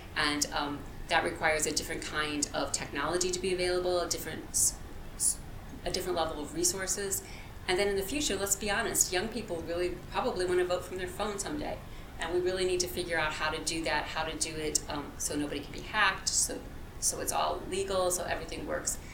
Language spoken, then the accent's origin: English; farm area of Illinois, United States; moved away; I was born in the Midwest. Um, I grew up in the farm area of Illinois